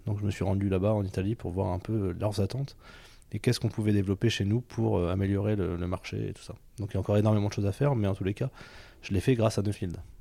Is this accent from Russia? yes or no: no; Allier, Auvergne-Rhône-Alpes, France; je viens de l'Allier et je suis agriculteur